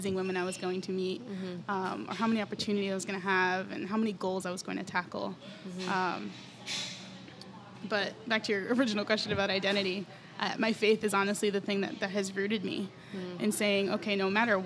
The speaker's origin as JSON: {"language": "English", "region": "New York", "country": "United States", "moved": "as an adult", "lives_now": "San Antonio, United States", "said": "I'm from New York"}